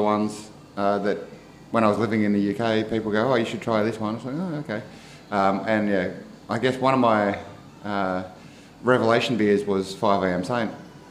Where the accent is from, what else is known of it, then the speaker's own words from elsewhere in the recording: Lilydale, Victoria, Australia; also born or lived in Frankston, Victoria; I grew up in Victoria, eastern suburbs from Lilydale way.